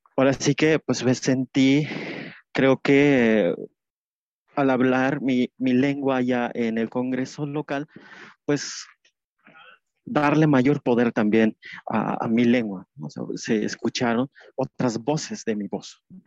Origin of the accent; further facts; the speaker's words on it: Tenejapa, Chiapas, Mexico; Spanish is a second language; now in Mexico City, Mexico; allá en Chiapas, en Tenejapas, tiene un español que donde pues le llamamos de distinta forma a una cosa